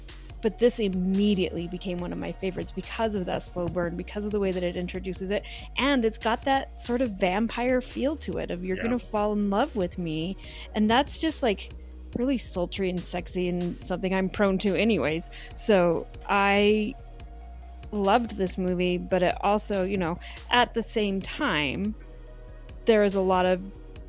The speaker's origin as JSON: {"language": "English", "region": "the South", "country": "United States", "tie": "born or raised there", "also_born_or_lived": "Utah", "moved": "yes", "said": "growing up in the South"}